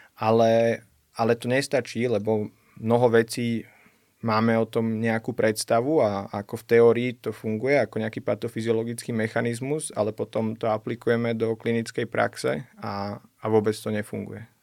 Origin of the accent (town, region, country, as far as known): Slovakia